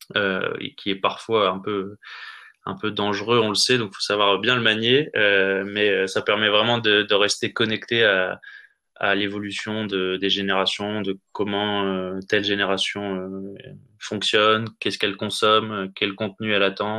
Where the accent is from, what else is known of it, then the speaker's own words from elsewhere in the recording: Nord, Hauts-de-France, France; moved away; moi je suis originaire du Nord à l'origine